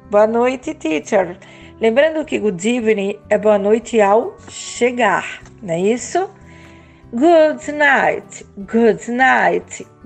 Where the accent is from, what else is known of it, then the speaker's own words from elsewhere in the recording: Brazil; also born or lived in São Miguel dos Campos, Alagoas; Eu sou do Brasil.